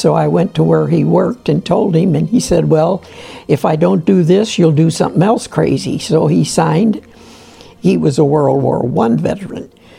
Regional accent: Canton, Ohio, United States; I'm from Canton, Ohio. I was born in 10/11/23

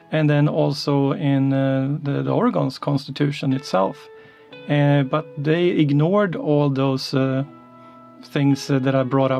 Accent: Sweden; moved away as an adult; also born or lived in Linköping, Sweden; now in Beaverton, United States; I grew up in Sweden

